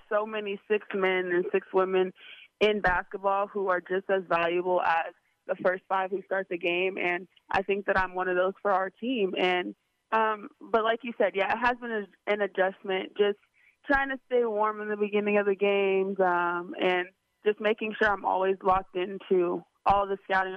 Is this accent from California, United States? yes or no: yes; Southern California, United States; accent: Valley girl; moved away; I'm from California and just kind of have that, you know, Southern California, Valley girl, little vibe going